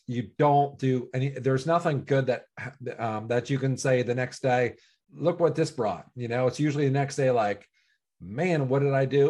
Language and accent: English; Cincinnati, Ohio, United States; also born or lived in Pittsburgh; I was born in Pittsburgh. I was raised in Cincinnati